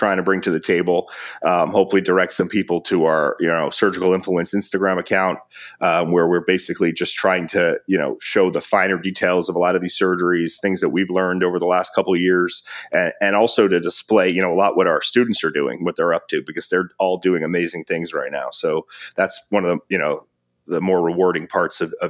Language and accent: English; Miami, Florida, United States; Miami, my hometown